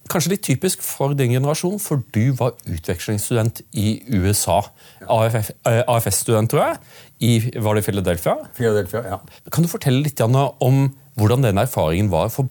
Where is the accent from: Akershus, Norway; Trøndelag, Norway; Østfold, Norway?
Østfold, Norway; Sarpsborg; Jeg kom fra Sarpsborg.